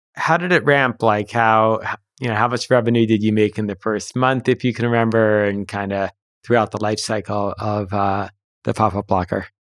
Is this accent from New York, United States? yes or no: yes; Huntington, New York, United States; I grew up in Huntington